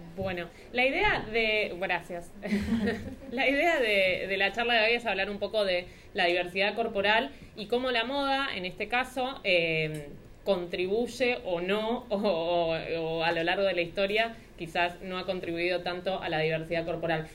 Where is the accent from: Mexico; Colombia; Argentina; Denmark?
Argentina; Rosario, Santa Fe; soy de Rosario